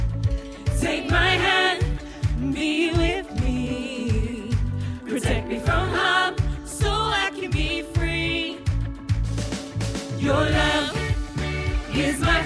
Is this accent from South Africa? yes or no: no; Essex, East of England, United Kingdom; moved away as an adult; now in Coventry, United Kingdom; I'm originally from Essex